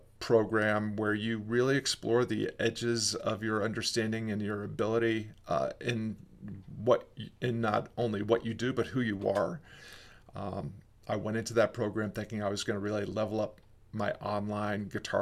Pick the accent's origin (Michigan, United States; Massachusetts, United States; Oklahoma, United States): Oklahoma, United States; Fort Sill; born there; I was born in Fort Sill Army Hospital.